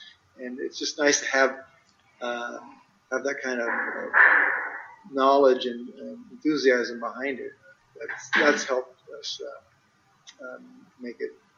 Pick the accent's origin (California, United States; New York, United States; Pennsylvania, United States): California, United States; Oxnard; I grew up in Ventura, Oxnard area, where we're farming tomatoes and zucchini and all that, all those kinds of products.